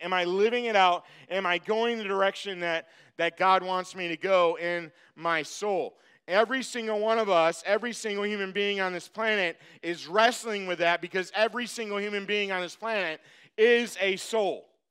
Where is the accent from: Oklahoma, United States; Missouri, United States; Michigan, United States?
Michigan, United States; I'm from Michigan.